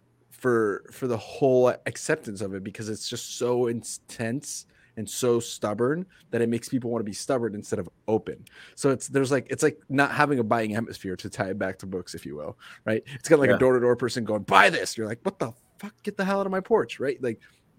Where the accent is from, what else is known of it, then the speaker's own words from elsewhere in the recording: Grand Island, Nebraska, United States; now in Portland, United States; I came from Nebraska, right? I grew up in Grand Island for the most part